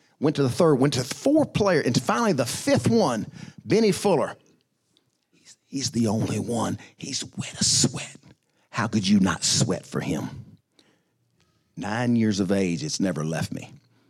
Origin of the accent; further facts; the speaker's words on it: Arkansas, United States; my playground, I was three blocks from the Arkansas School for the Deaf. So my playground was the deaf school